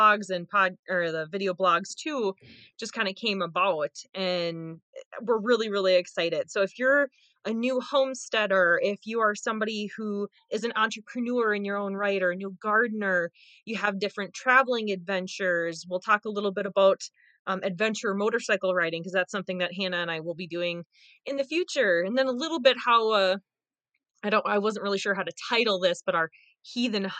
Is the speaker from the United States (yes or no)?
yes; Mora, Minnesota, United States; moved away as an adult; also born or lived in Western Wisconsin; now in Wisconsin, United States; I was born and raised in Northern Minnesota as well. Small town called Mora